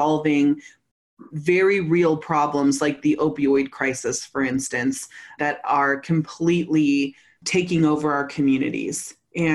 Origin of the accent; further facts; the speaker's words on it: Humboldt Hills, California, United States; moved away; also born or lived in Colorado; I grew up in the Humboldt Hills.